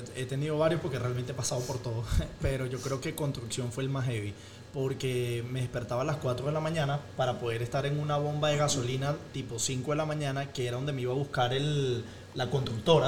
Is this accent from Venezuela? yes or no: yes; Venezuela; moved away as an adult; also born or lived in Spain; now in Chicago, United States